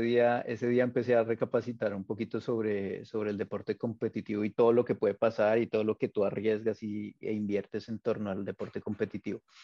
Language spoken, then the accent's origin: Spanish; Bogotá, Colombia; yo soy de Bogotá